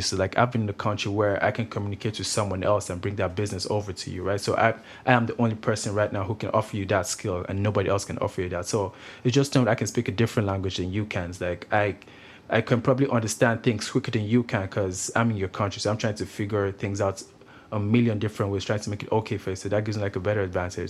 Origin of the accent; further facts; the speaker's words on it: Nigeria; also born or lived in Grande Prairie, Canada; now in Kelowna, Canada; I'm actually Nigerian. I come from Nigeria. I moved to, uh, Canada in two thousand eight.